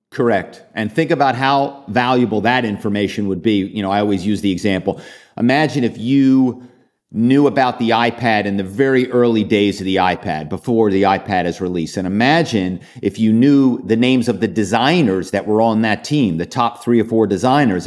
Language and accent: English; Philadelphia, Pennsylvania, United States; I'm from Philadelphia